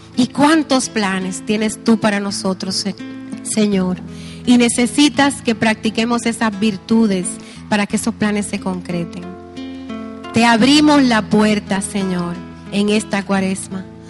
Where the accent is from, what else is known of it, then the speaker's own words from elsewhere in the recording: Dominican Republic; nos sentimos como dominicanos